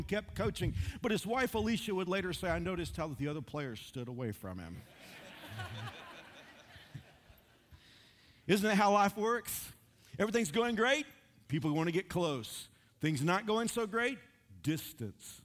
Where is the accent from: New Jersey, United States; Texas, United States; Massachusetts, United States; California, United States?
Texas, United States; Dallas-Fort Worth area; now in Wichita, United States; I'm from the Dallas-Fort Worth area.